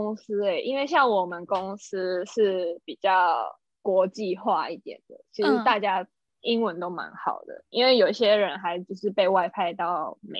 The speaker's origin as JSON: {"language": "Chinese", "country": "Taiwan", "moved": "as an adult", "lives_now": "Japan", "said": "毕竟他们都会愿意雇佣我一个台湾人了。"}